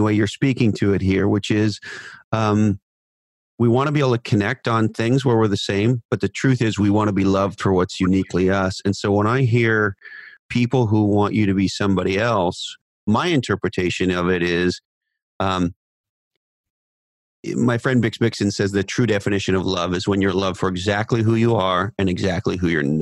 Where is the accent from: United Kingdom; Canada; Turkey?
Canada; I'm a Canadian